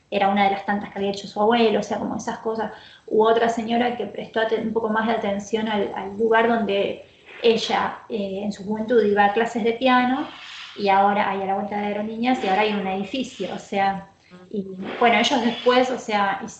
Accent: Santa Rosa, La Pampa, Argentina; moved away as an adult; now in Bahía Blanca, Argentina; Yo soy de Santa Rosa, em, he vivido en otros lugares, pero bueno, hace ya un poco más de 10 años, ya serían como 14 años, a mm. 15 que estoy acá

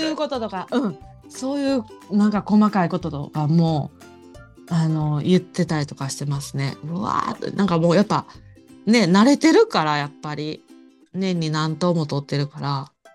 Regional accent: Nara, Japan; 私も奈良出身

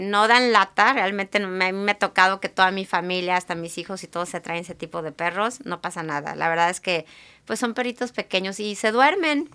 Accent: Guadalajara, Jalisco, Mexico; moved away as an adult; now in Seattle, United States; yo soy de Guadalajara, ahí crecí

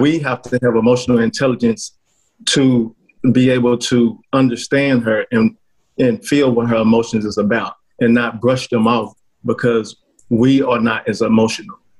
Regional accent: Fort Worth, Texas, United States; I'm from the DFW area, Fort Worth, Texas, to be exact

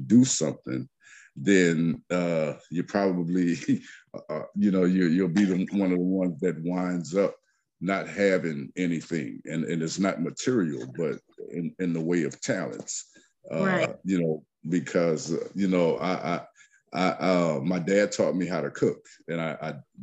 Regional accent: Lafayette, Louisiana, United States; I hail from the Macomb section of Lafayette, Louisiana

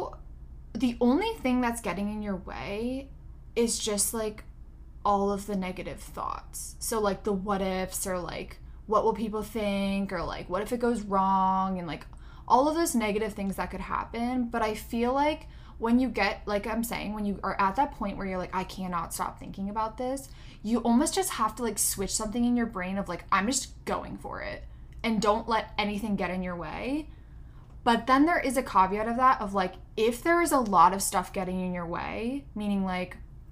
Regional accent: Pennsylvania, United States; moved away as an adult; also born or lived in California; I'm from Pennsylvania, from the East Coast

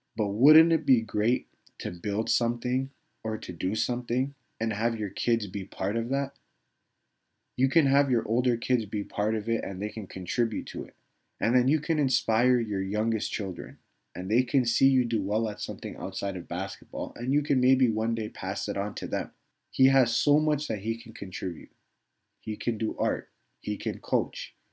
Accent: Canada; I was a kid growing up in Canada

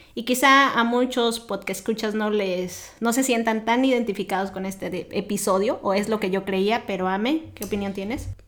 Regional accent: Mexico; moved away as an adult; now in United States; siendo profesionista en mi país

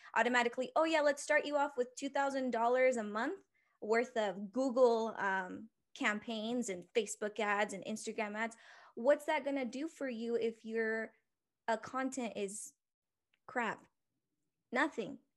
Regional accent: Oxnard, California, United States; also born or lived in Ventura, California; now in Salt Lake City, United States; I was born in Ventura, California, raised in a little town called Oxnard, the eight oh five

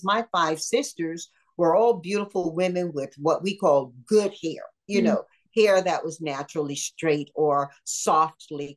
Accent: Deep South, United States; I grew up in the Deep South

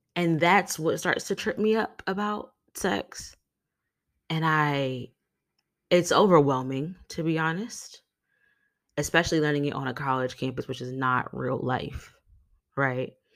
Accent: New York City, New York, United States; I grew up in New York City

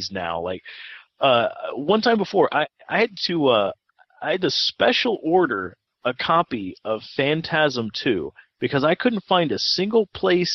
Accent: United States; born or raised there

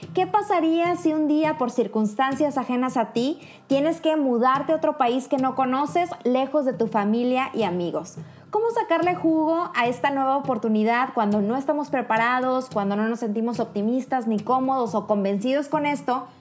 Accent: Monterrey, Nuevo León, Mexico; moved away as an adult; now in Kraków, Poland; Soy mexicana y por una oportunidad que se le presentó a mi pareja, actualmente resido en Cracovia, Polonia

